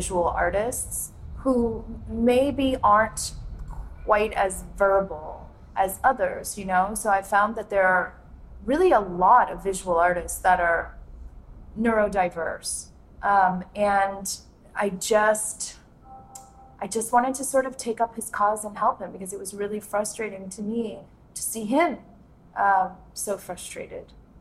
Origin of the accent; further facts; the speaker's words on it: Miami, Florida, United States; also born or lived in Gloucester, Mississippi; now in Natchez, United States; I was born in Miami, born and raised actually in Miami